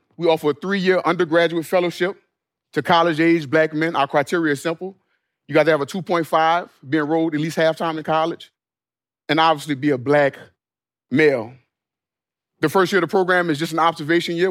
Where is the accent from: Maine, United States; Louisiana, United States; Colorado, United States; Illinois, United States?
Louisiana, United States; New Orleans; my hometown of New Orleans